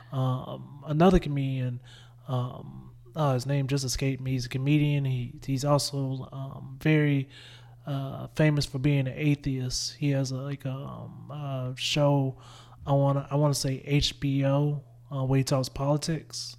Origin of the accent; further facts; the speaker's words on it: Winnsboro, South Carolina, United States; I grew up in a little town, but, like, I realized how close I am, I was to Columbia. Like, I was four, I was forty minutes from Columbia